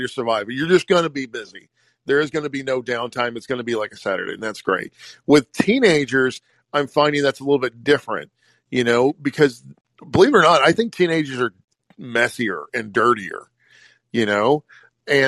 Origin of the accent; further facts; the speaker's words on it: the South, United States; I grew up in the South. We didn't have snow days